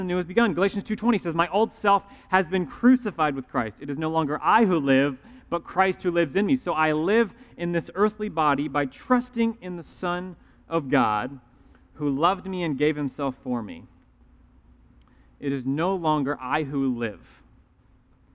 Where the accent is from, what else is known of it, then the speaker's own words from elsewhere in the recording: the Bible Belt, United States; growing up in the Bible Belt